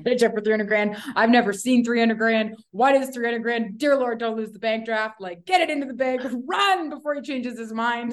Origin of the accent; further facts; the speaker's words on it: Toronto, Ontario, Canada; moved away; also born or lived in Calgary, Alberta / Canmore, Alberta; I'm from Toronto originally